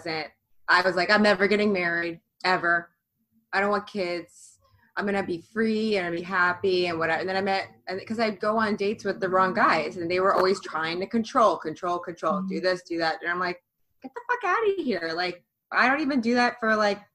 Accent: Florida, United States; now in New York, United States; I'm from Florida, but I live in New York

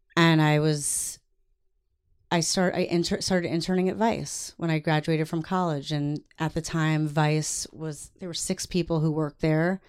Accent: New York, United States; moved away as an adult; also born or lived in Massachusetts; now in Los Angeles, United States; I lived in New York. I'm from New York

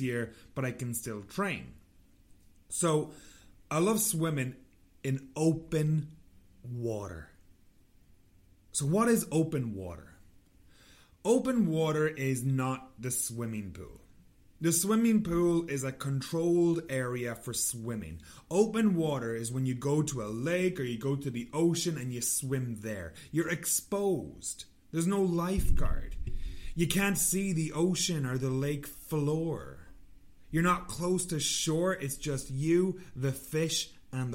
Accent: Ireland; moved away; I'm Irish

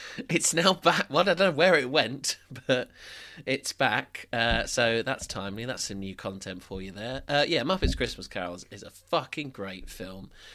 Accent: United Kingdom; we're British

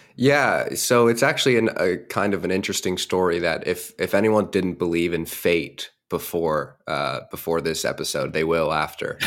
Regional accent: United States; I was born and raised right outside of Washington, D C

